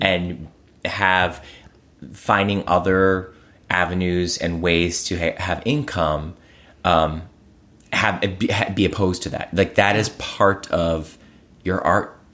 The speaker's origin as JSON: {"language": "English", "town": "Cleveland", "region": "Ohio", "country": "United States", "tie": "born or raised there", "said": "I was raised in Cleveland by a, a single mom"}